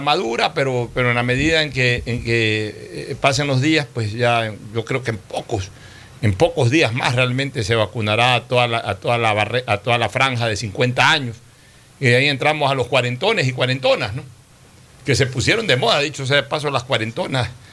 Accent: Guayaquil, Guayas, Ecuador; como guayaquileño

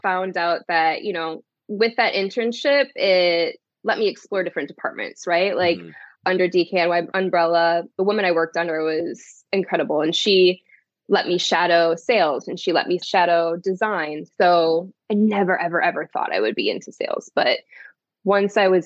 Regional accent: Onalaska, Wisconsin, United States; moved away as an adult; also born or lived in Florida; I am from Wisconsin. So there we go. There's where the Wisco comes from. Yeah, I grew up in Onalaska

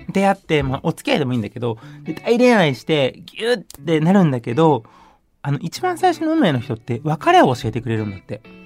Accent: Nara, Japan; born or raised there; also born or lived in Mexico / California, United States

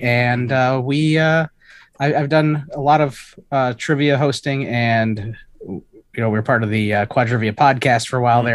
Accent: Chicago, Illinois, United States; I am from Chicago, Illinois

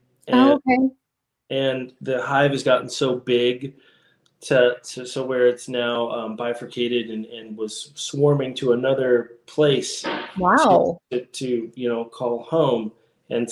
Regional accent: Las Vegas, Nevada, United States; moved away; also born or lived in Utah / California; I grew up in born and raised in Las Vegas, Nevada.

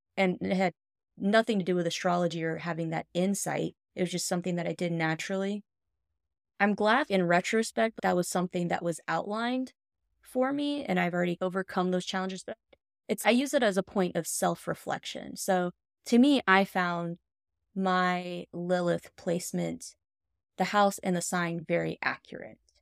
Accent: the South, United States; we grew up in the South, where men had a lot of power and control

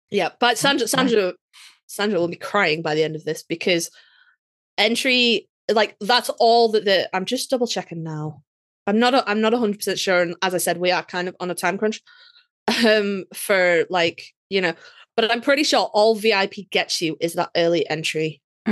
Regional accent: United Kingdom

